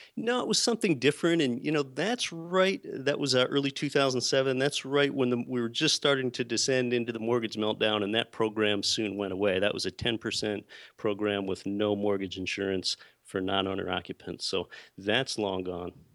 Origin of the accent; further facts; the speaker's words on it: Pennsylvania, United States; moved away as an adult; now in Anchorage, United States; I was born and raised in Pennsylvania, and I did not come from an entrepreneurial or a real estate family at all